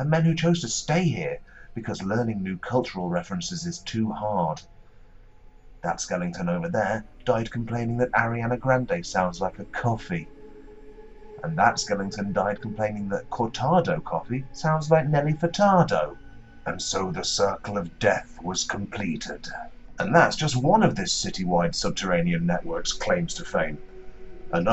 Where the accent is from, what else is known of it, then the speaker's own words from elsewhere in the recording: Nottingham, East Midlands, United Kingdom; moved away; the nooks and crannies of my hometown